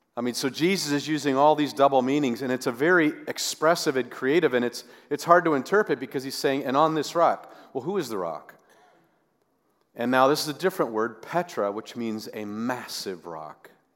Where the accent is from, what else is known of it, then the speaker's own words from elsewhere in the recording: the West, United States; growing up in, in the West